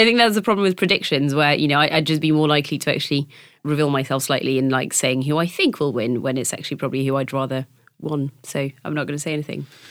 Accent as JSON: {"language": "English", "country": "France", "tie": "born or raised there", "moved": "yes", "said": "my hometown is not, um, which, which is, I, I think the easiest and quickest way to explain, uh, not is that it's basically the French Bristol"}